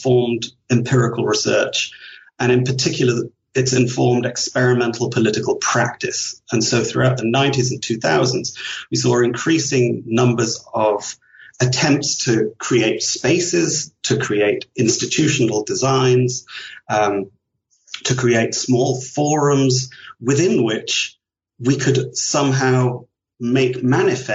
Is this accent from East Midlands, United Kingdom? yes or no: yes; Leicester, East Midlands, United Kingdom; moved away as an adult; also born or lived in London / Ireland / Vancouver; I was born in London, grew up in Leicester, which is a small industrial town in the middle of England